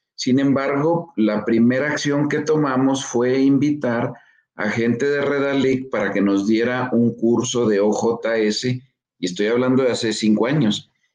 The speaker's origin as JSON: {"language": "Spanish", "region": "Chihuahua", "country": "Mexico", "tie": "born or raised there", "said": "yo soy mexicano y nací y vivo aquí en Chihuahua"}